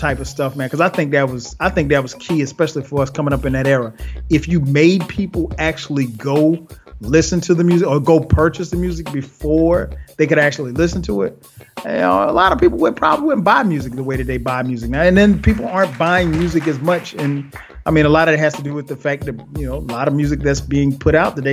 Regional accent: Florence, South Carolina, United States; moved away; my hometown of Florence, South Carolina

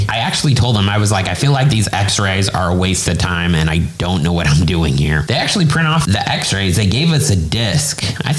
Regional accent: Indianapolis, Indiana, United States; now in Orlando, United States; because we're from Indianapolis.

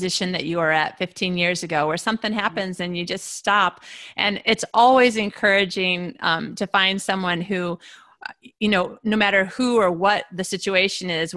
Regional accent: United States; moved away; also born or lived in Australia; I'm an American in an Australian university

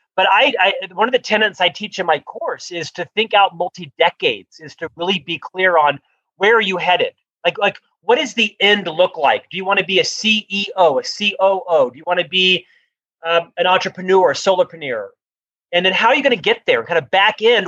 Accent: Orlando, Florida, United States; moved away as an adult; also born or lived in Provo, Utah; now in Salt Lake City, United States; I'm originally from Orlando, Florida, where I lived the first half of my life

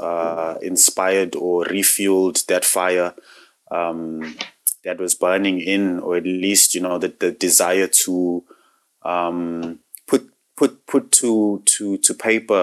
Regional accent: South Africa; now in Ireland; I've not lived in South Africa for a very long time

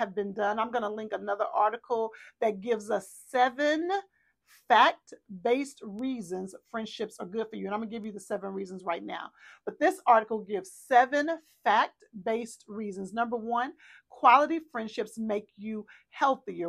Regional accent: Texas, United States; we're from Texas

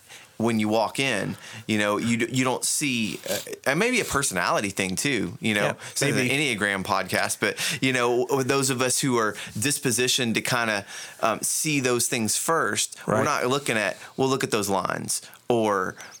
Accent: Florida, United States; I'm from Florida. I grew up with Disney World. I've never been to Disneyland.

